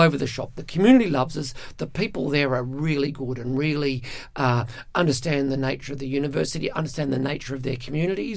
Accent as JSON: {"language": "English", "town": "Perth", "region": "Western Australia", "country": "Australia", "tie": "born or raised there", "moved": "yes", "said": "I grew up in Perth, in South Perth, in fact in Como."}